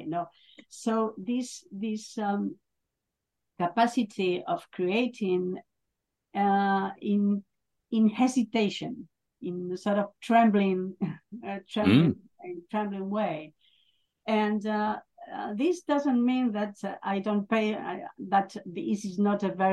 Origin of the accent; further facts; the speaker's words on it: northern Spain, Spain; I'm from Spain, and I'm from the north of Spain